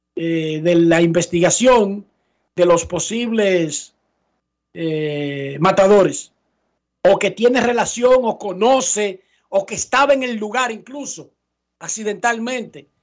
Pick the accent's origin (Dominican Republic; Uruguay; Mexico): Dominican Republic